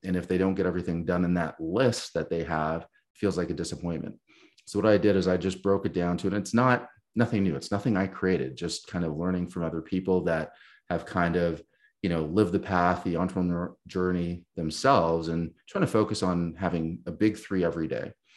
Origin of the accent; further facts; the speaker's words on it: Canada; as a Canadian